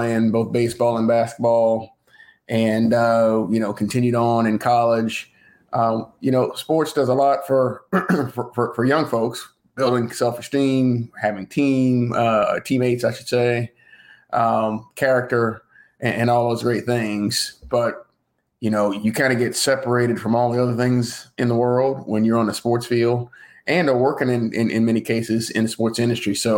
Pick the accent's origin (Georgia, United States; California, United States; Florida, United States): Georgia, United States; Savannah; moved away as an adult; also born or lived in Mississippi / Pittsburgh; I grew up in Savannah, Georgia